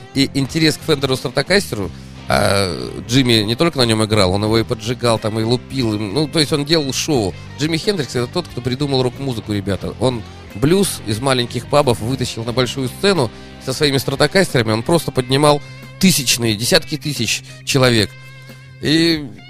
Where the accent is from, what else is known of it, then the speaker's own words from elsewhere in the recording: Saint Petersburg, Russia; как питерский житель